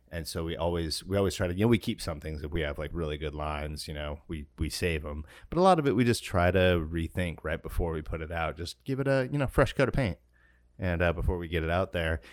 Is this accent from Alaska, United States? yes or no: yes; Alaska, United States; when I was growing up in Alaska